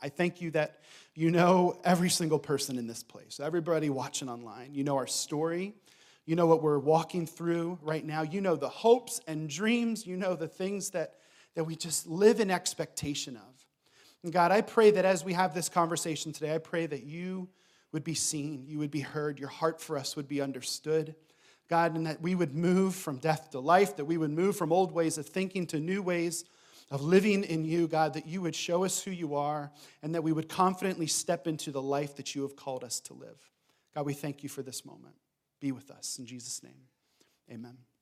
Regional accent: Reading, Pennsylvania, United States; moved away as an adult; now in Thessaloniki, Greece; we grew up in Reading, Pennsylvania

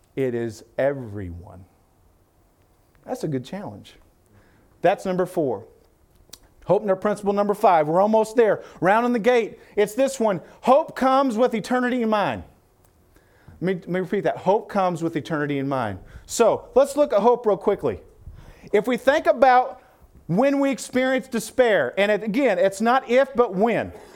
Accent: Illinois, United States; I'm from Illinois.

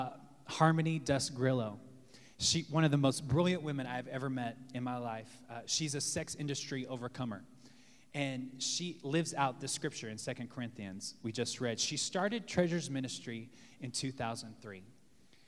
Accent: the South, United States; now in New York City, United States; Growing up in the South

